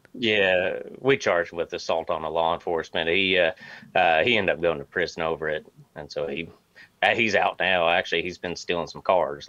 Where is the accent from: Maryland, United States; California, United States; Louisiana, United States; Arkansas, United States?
Arkansas, United States; moved away as an adult; also born or lived in Springfield, Missouri; now in Missouri, United States; I'm actually originally from Arkansas